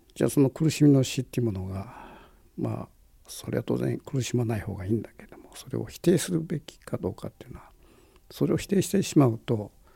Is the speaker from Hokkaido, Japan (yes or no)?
no; Kitakyushu, Fukuoka, Japan; 僕はあの文字あの九州の門司港の出身なんだけども